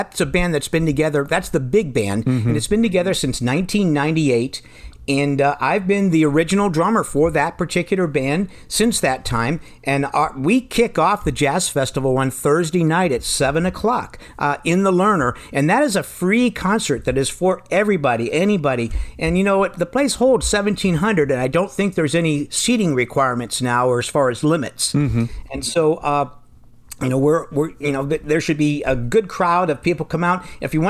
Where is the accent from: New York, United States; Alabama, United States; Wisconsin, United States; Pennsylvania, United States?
Pennsylvania, United States; moved away as an adult; also born or lived in Indiana; Well, I'm originally from Pennsylvania